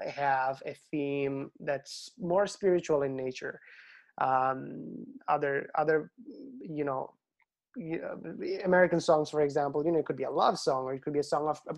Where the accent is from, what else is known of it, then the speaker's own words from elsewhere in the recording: Bangladesh; moved away; growing up in Bangladesh, our teachers used to put an enormous amount of effort into making sure that the kids have good handwriting.